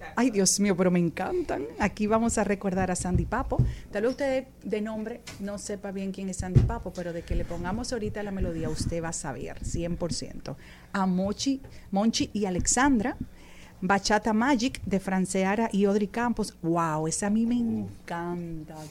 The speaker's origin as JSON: {"language": "Spanish", "country": "Dominican Republic", "said": "nosotros los dominicanos"}